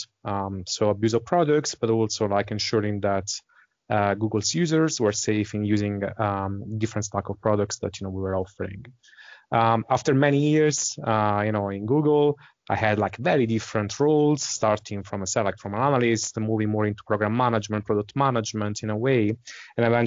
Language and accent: English; Italy; accent: Italian; English is a second language; moved away as an adult; also born or lived in Dublin, Ireland; now in Switzerland; So I'm originally from Italy, as my accent might suggest, but I spent pretty much the last 20 years of my life outside Italy.